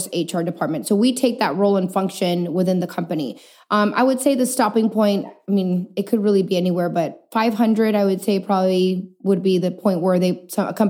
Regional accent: El Paso, Texas, United States; moved away as an adult; also born or lived in Chihuahua, Mexico; now in San Antonio, United States; I'm born and raised in El Paso, Texas.

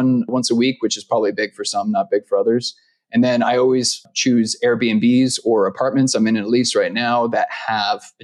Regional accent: Vancouver, British Columbia, Canada; moved away as an adult; now in Costa Rica; I'm from Vancouver

